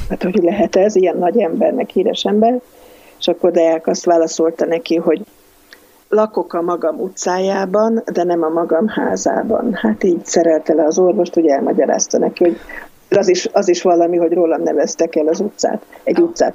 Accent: Budapest, Hungary; Valaha én Butha ilány voltam, most már Pesti vagyok

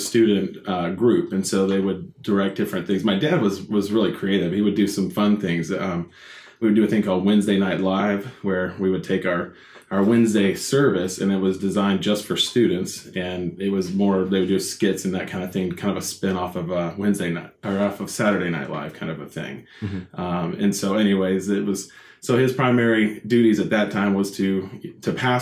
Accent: Woodstock, Georgia, United States; also born or lived in Kennesaw, Georgia / Acworth, Georgia; I was born here in Georgia, actually in Kennesaw, and grew up though primarily here in the Woodstock and in the Ackworth area. So I've always been in the suburbs of Atlanta.

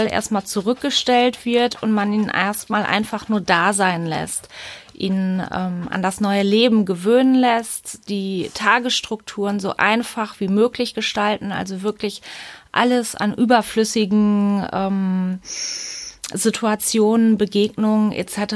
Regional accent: Münster, North Rhine-Westphalia, Germany; ich komme aus Münster.

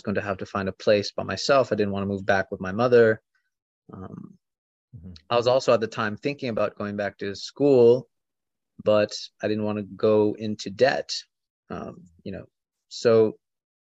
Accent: Florida, United States; moved away as an adult; also born or lived in Kentucky / Arizona; I was born in Florida

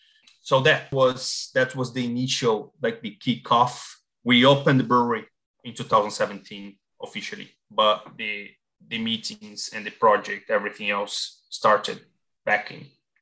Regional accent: Brazil; moved away as an adult; now in Ireland; So I'm originally from Brazil. I've been living in Ireland since 2012.

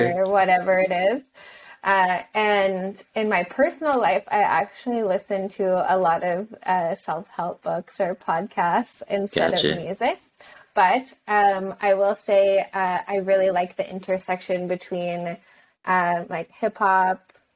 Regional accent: Canada; I'm Canadian

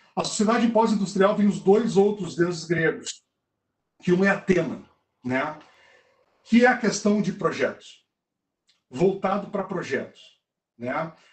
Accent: South Region, Brazil; eu e tu, somos do Sul

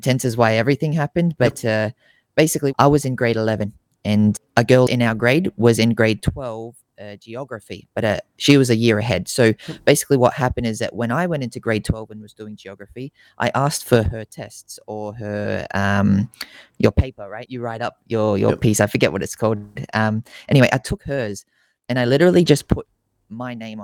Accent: Australia; I'm based over here in Australia, born and raised in Australia

